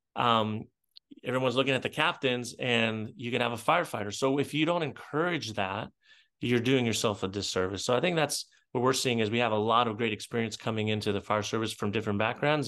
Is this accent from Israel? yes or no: yes; Israel; moved away; I grew up in Israel